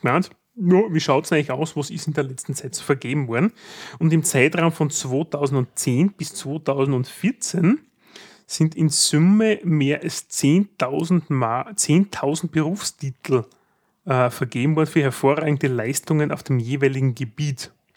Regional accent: Graz, Styria, Austria; wenn man als Grazer nach Wien will

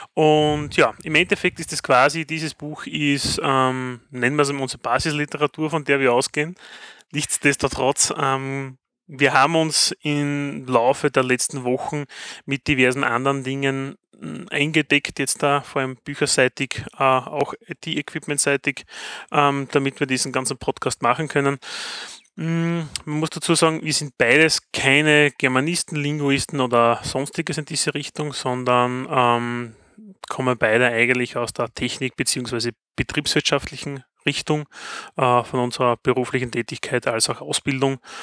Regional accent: Styria, Austria; Wald und ich sind Steirer. Steiermark ist ein Bundesland in Österreich

